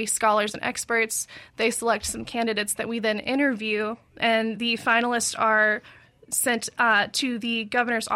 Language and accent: English; Madison County, Mississippi, United States; also born or lived in Kentucky; I am from Mississippi. I grew up in Madison County.